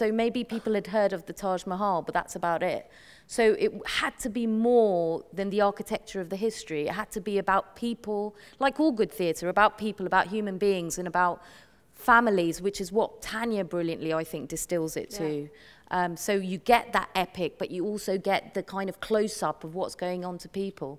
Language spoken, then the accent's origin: English; United Kingdom; me as a British Asian Muslim